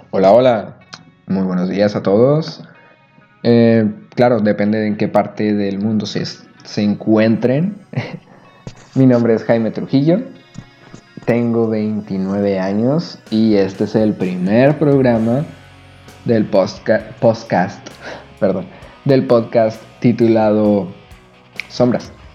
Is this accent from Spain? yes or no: no; Chihuahua, Mexico; now in Todos Santos, Mexico; soy de la ciudad de Chihuahua, ahorita radico en un pueblo que se llama Todos Santos.